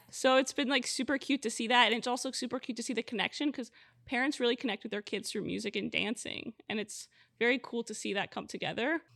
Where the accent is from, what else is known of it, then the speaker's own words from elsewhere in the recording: Miami, Florida, United States; I am born and raised in Miami